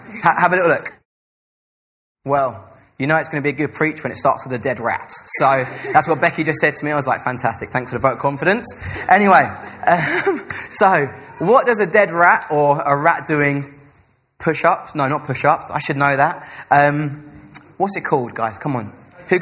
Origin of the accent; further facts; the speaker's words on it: Essex, East of England, United Kingdom; now in Salford, United Kingdom; I'm from Essex